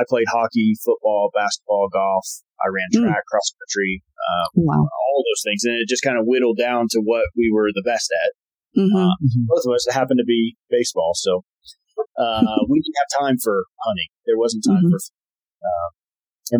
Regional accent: Texas, United States; moved away as an adult; also born or lived in Connecticut; now in Montana, United States; growing up in Texas

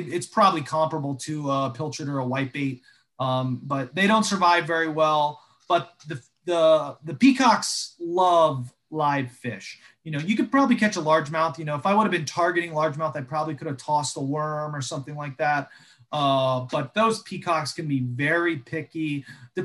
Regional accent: Jacksonville, Florida, United States; now in South Florida, United States; I grew up in Jacksonville

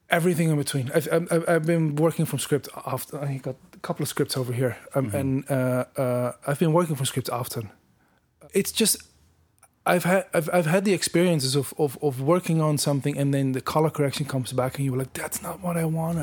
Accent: Netherlands; moved away as an adult; now in Toronto, Canada; I grew up in the Netherlands in um, a village like 30 kilometers outside of Amsterdam.

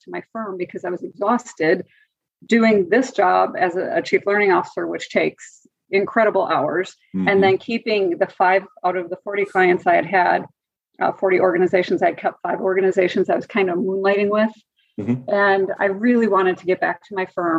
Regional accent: Wisconsin, United States; also born or lived in Oklahoma / Atlanta; led me back to Wisconsin, my home state

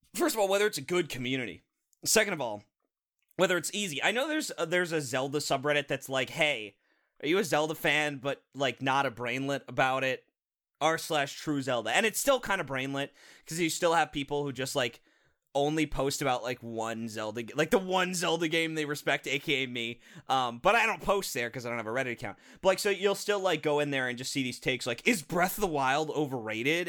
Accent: United States; we're American

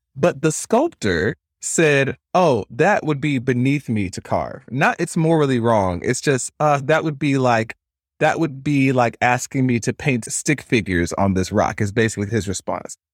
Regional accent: Stone Mountain, Georgia, United States; I grew up in Stone Mountain, Georgia

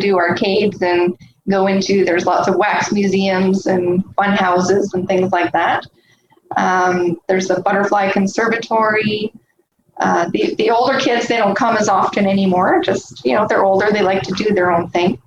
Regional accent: just outside of Toronto, Ontario, Canada; I grew up just outside of Toronto, Ontario

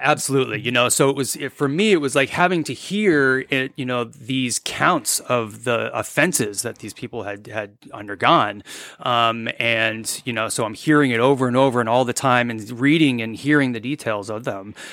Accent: New England, United States; moved away as an adult; also born or lived in Vermont; now in Dahlonega, United States; I'm originally from New England

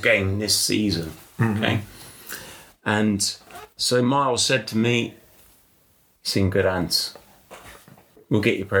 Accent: Bristol, South West England, United Kingdom; I'm obviously born and bred in Bristol. My grandparents are from North London.

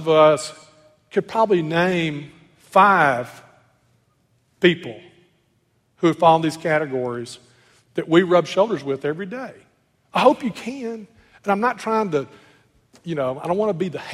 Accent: Clarksdale, Mississippi, United States; I grew up in Clarksville, Mississippi, a little Delta town

